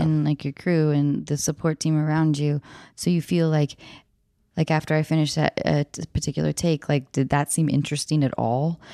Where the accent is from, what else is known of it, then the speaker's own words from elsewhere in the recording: north of Seattle, Washington, United States; moved away; also born or lived in Baltimore, Maryland; grew up north of Seattle